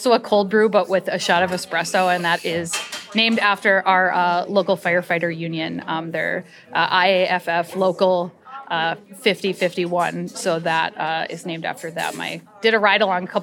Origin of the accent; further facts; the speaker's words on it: Cass Lake, Minnesota, United States; moved away; also born or lived in Roseville, Minnesota; I grew up in Cass Lake on the res